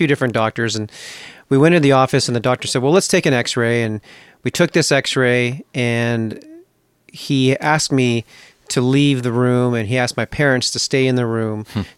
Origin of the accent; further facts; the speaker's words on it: British Columbia, Canada; Growing up, I grew up in British Columbia, up in Canada